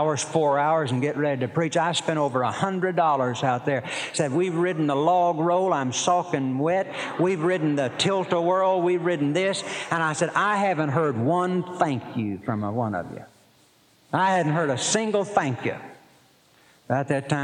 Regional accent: Poteau, Oklahoma, United States; I was born in Poto, Oklahoma

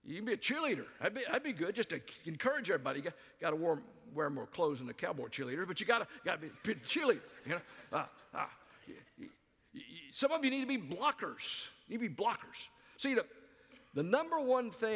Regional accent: the South, United States; moved away as an adult; also born or lived in Albuquerque, New Mexico / Dallas, Texas / South Carolina; I grew up in the South

